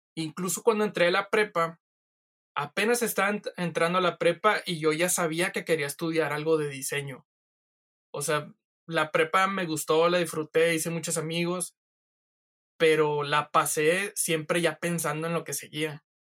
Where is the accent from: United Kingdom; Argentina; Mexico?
Mexico; San Nicolás de los Garza, Nuevo León; yo soy de San Nicolás de los Garza